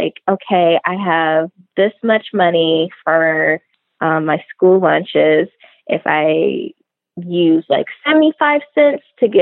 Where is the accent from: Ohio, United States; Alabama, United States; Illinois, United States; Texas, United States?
Ohio, United States; Trotwood; moved away as an adult; also born or lived in Toledo, Ohio; now in Los Angeles, United States; I grew up in the suburbs of Dayton, Ohio. I grew up in Trotwood.